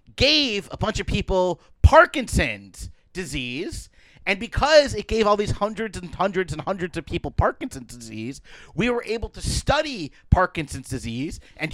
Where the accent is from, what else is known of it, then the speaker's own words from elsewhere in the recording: Connecticut, United States; So anyway, in my home state of Connecticut